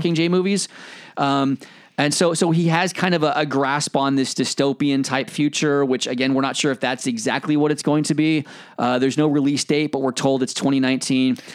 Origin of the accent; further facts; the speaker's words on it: United States; moved away as an adult; now in United Kingdom; as an American coming over to the UK.